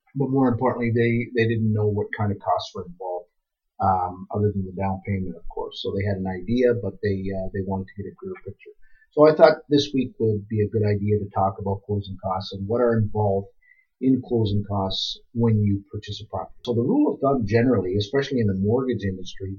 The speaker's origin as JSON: {"language": "English", "country": "Canada", "said": "We're strong Canadian people"}